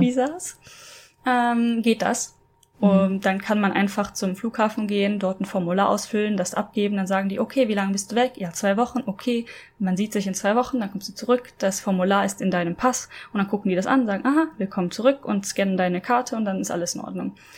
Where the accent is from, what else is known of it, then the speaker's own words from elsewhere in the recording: Germany; moved away as an adult; also born or lived in Norway; ich als Deutsche in Norwegen gewohnt habe